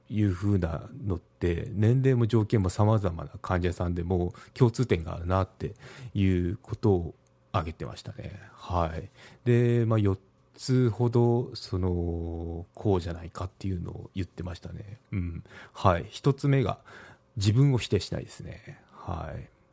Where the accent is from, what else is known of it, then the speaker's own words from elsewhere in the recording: Kagoshima, Japan; 私の地元鹿児島